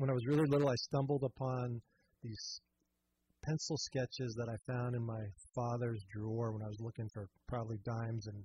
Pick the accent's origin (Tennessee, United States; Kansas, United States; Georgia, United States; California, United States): California, United States; San Francisco; I grew up in San Francisco, Irish Catholic family, one of eight kids.